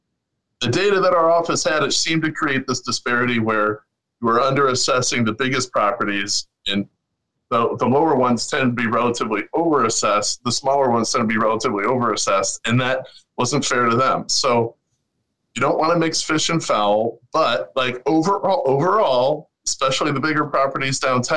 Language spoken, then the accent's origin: English; Chicago, Illinois, United States; I grew up on the South Side, you know, from Kenwood